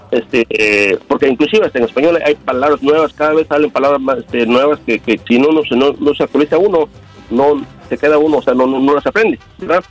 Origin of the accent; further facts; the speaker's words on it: Córdoba, Veracruz, Mexico; also born or lived in Minnesota; now in California, United States; yo soy de Córdoba, Veracruz, yo vivo aquí en la ciudad de Brownson, este, California, entonces este, me regresé para, para, mi ciudad natal, Córdoba, Veracruz